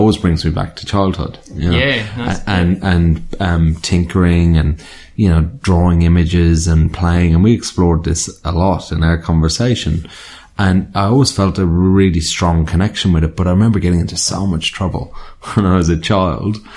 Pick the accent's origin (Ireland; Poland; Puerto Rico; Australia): Ireland; I grew up in Ireland. So, I liked growing up in Ireland